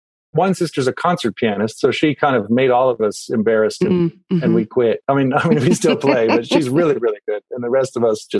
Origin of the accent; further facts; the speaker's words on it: Maryland, United States; I grew up in Maryland and my parents were members of the church.